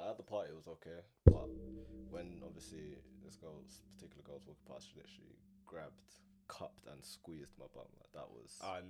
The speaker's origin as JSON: {"language": "English", "region": "London", "country": "United Kingdom", "tie": "born or raised there", "said": "I've grown up in South my whole life."}